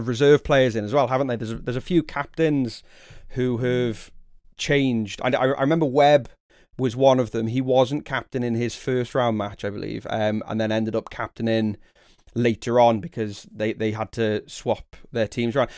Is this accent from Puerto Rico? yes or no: no; the Wirral, North West England, United Kingdom; moved away as an adult; also born or lived in London; now in South Wales, United Kingdom; I grew up on the Wirral, which isn't too far from where you are now.